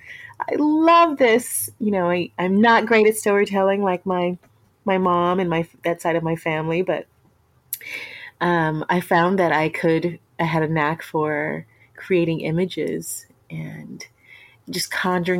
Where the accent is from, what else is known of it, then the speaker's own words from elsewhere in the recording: Houston, Texas, United States; I'm from Texas, born and raised in Texas. Grew up in Houston